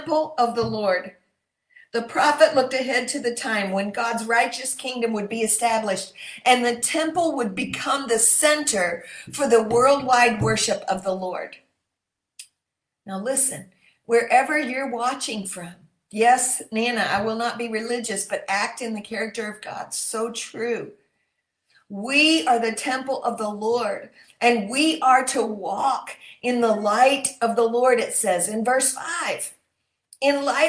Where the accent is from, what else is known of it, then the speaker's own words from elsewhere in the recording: Michigan, United States; my home state of Michigan